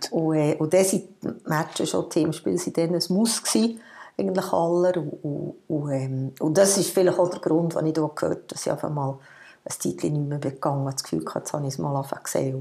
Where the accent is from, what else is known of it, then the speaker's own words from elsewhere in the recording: Hahnenmoos, Bern, Switzerland; Ich bin auf dem Hanamoos aufgewachsen, zumindest im Skigebiet